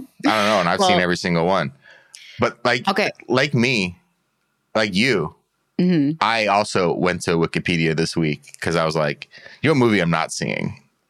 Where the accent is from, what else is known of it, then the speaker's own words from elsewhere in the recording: Los Angeles, California, United States; I grew up in Los Angeles